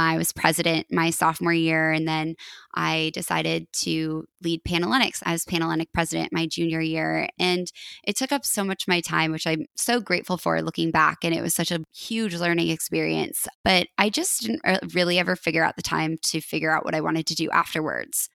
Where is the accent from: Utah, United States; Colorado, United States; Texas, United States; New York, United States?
Colorado, United States; moved away as an adult; also born or lived in Oregon; now in Portland, United States; I'm from Colorado, and I went to University of Oregon